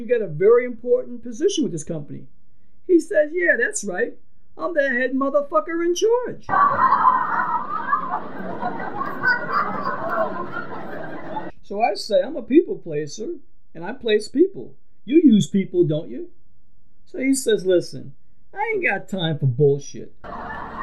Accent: New York City, New York, United States; growing up in Brooklyn

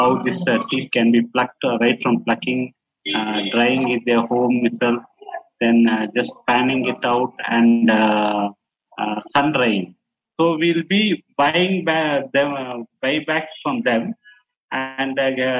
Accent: Nilgiris, Tamil Nadu, India; moved away as an adult; also born or lived in Coimbatore; I'm from the Nilgiris, and in the last probably 1.5 years after this COVID started, I'm back in the native

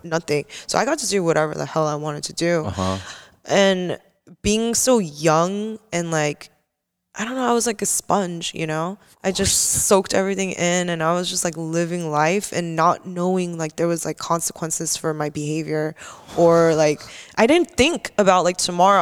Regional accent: Simi Valley, California, United States; also born or lived in Canoga Park / Koreatown; I moved to Simi Valley for I think from like kindergarten.

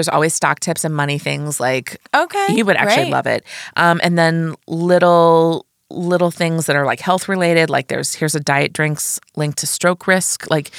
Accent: Midwest, United States; now in New York, United States; I'm from the Midwest

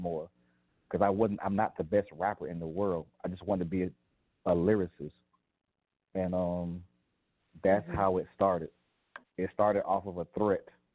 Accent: Atlanta, Georgia, United States; me being from Atlanta

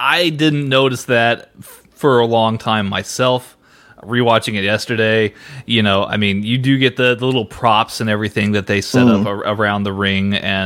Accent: Texas, United States; as a Texan

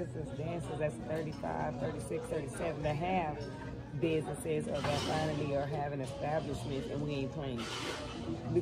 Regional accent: Texas, United States; moved away as an adult; I'm from Texas. I'm not from here

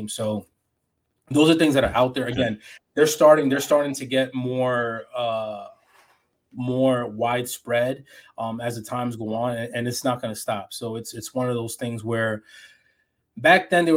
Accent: New York City, New York, United States; I grew up in New York City, so it was pretty much I had a different upbringing

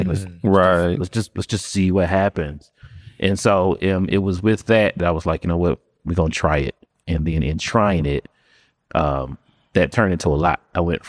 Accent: Pennsylvania, United States; born there; also born or lived in Florida; So born in Pennsylvania, lived in Florida, all of m

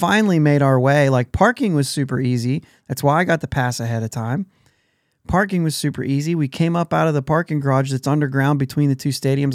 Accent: near Pittsburgh, Pennsylvania, United States; we grew up near Pittsburgh

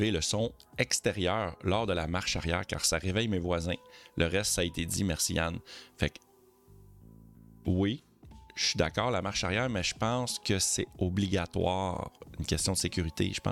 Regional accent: France; Après, après, je suis français et on a beaucoup de ronds-points chez nous.

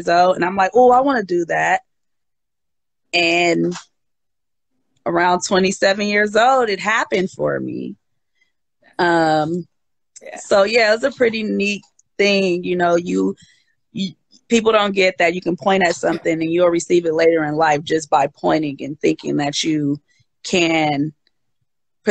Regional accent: Oakland, California, United States; also born or lived in Berkeley, California; I'm originally from the Bay Area, born and raised Berkeley, Oakland

